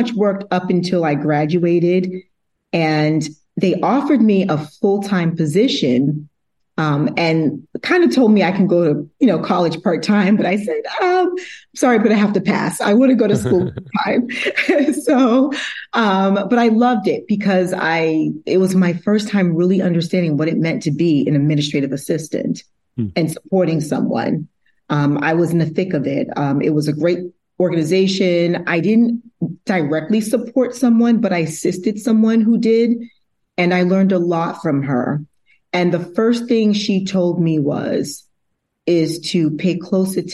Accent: Massachusetts, United States; also born or lived in Brooklyn, New York; I was originally born in Brooklyn, New York, but I grew up in Massachusetts, so I claim it as my home

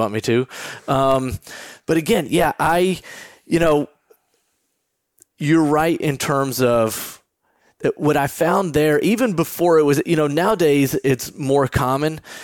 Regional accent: Texas, United States; moved away as an adult; also born or lived in New York; I'm the guy growing up in Texas

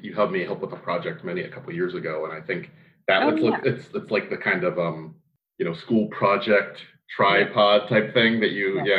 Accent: Southeast Pennsylvania, United States

